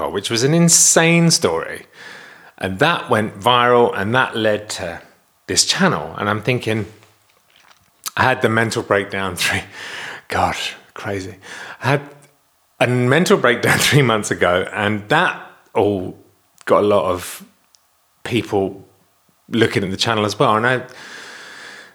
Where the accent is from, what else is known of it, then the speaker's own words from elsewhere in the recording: Kent, South East England, United Kingdom; I was born in Kent in England